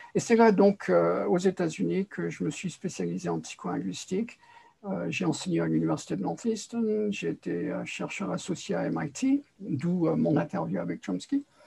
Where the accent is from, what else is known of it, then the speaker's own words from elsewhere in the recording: Paris, Île-de-France, France; je suis né à Paris